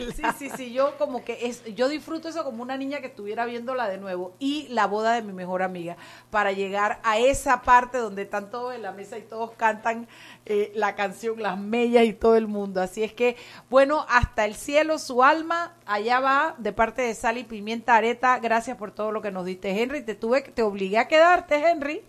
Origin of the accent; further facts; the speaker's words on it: Chiriquí, Panama; Chiriquí, mi tierra querida.